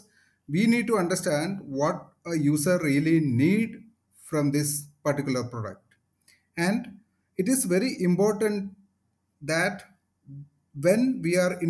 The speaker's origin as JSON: {"language": "English", "town": "Kochi", "region": "Kerala", "country": "India", "tie": "born or raised there", "said": "I moved back to Kochi, my hometown"}